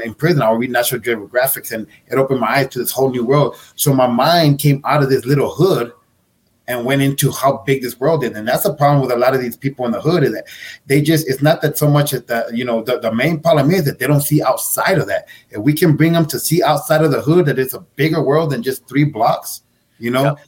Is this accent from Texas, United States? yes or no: yes; El Paso, Texas, United States; I grew up in a central northeast area, Manhattan Heights, okay. and Devil's Triangle.